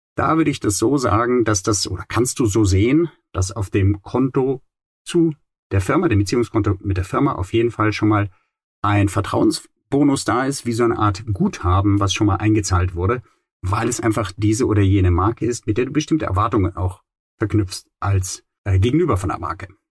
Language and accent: German; Rhineland, Germany; Im Rheinland, wo ich aufgewachsen bin